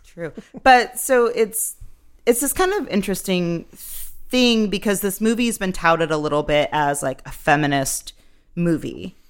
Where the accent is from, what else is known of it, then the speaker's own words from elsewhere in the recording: Massachusetts, United States; growing up in Massachusetts, where you read the Crucible in fourth, sixth, and senior year